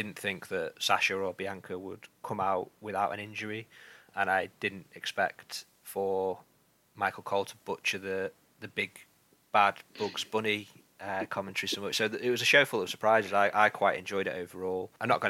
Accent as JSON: {"language": "English", "country": "United Kingdom", "said": "as a British viewer"}